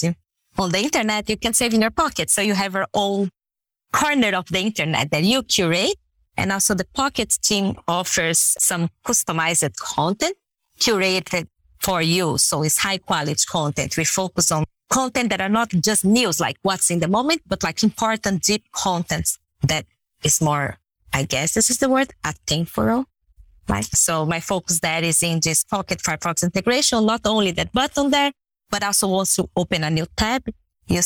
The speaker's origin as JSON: {"language": "English", "country": "Brazil", "tie": "born or raised there", "first_language": "Portuguese", "second_language": "English", "moved": "as an adult", "lives_now": "Canada", "said": "I was born and raised in Brazil and I lived there for around 28 years"}